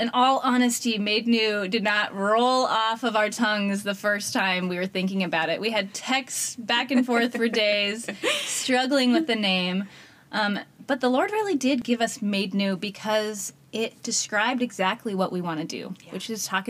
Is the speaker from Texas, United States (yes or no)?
no; Colorado, United States; moved away as an adult; also born or lived in China; now in Columbus, United States; We are now in Columbus, Ohio, but I'm from Colorado.